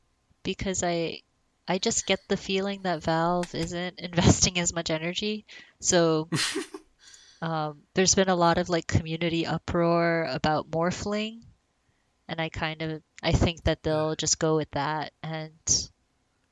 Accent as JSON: {"language": "English", "region": "Hawaii", "country": "United States", "said": "I'm from Hawaii"}